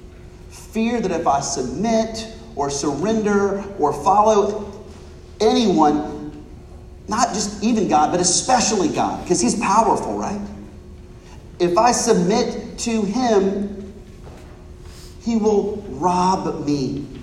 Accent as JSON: {"language": "English", "country": "United States", "said": "I'm an American"}